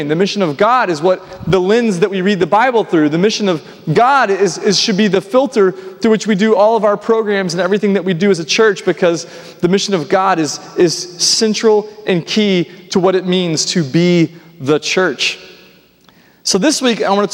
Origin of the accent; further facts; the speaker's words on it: Nashville, Tennessee, United States; I grew up here in Nashville